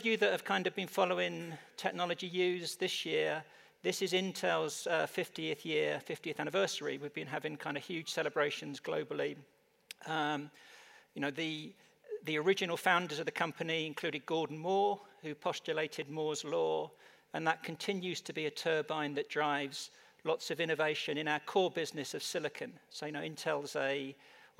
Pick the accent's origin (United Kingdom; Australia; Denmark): United Kingdom; moved away as an adult; also born or lived in London, England; now in Phoenix, United States; from my accent, I'm not naturally American. I actually come from the UK